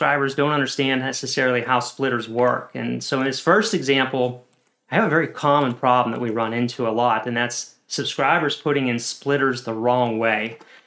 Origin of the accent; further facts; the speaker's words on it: Pennsylvania, United States; Pennsylvania, where I'm also from